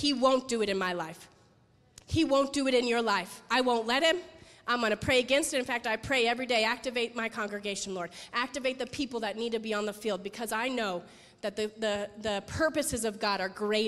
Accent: Las Vegas, Nevada, United States; I'm from Las Vegas, so I've seen a lot of depravity.

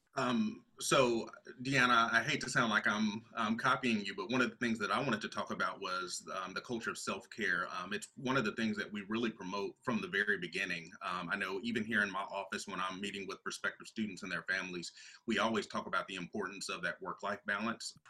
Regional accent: North Carolina, United States; now in Alabama, United States; I'm originally from North Carolina

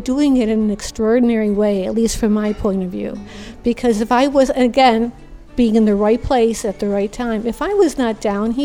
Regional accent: New York, United States; moved away as an adult; now in Florida, United States; I'm from the North. I'm from New York

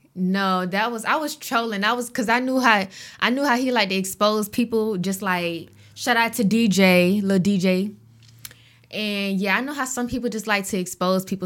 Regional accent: Augusta, Georgia, United States; I'm from Augusta

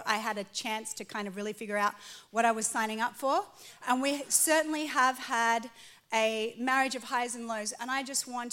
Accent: Australia; moved away as an adult; now in California, United States; I was born in Australia, but I became an American citizen

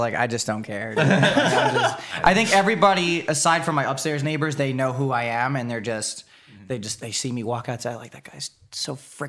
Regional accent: East Coast, United States; Never been to Disneyland. Been to Disney World. I'm from the East Coast, man.

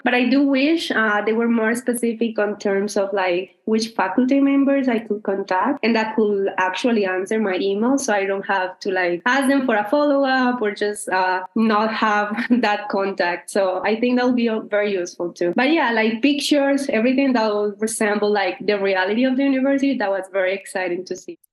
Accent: Colombia; now in United States; I am originally from Colombia.

